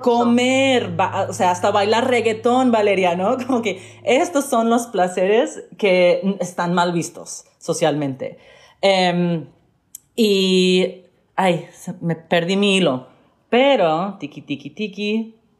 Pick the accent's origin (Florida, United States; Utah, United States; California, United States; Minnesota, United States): Florida, United States; Miami; yo crecí eh, en Miami, asistí a escuelas públicas